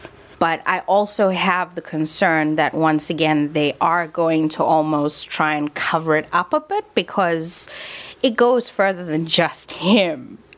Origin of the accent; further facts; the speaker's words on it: South Africa; as a South African citizen